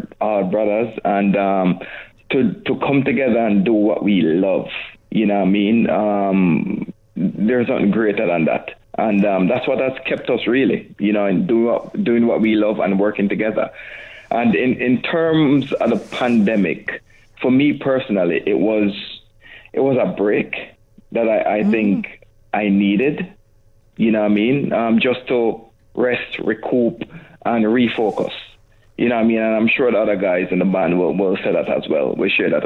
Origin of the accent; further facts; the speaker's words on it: Jamaica; I'm Jamaican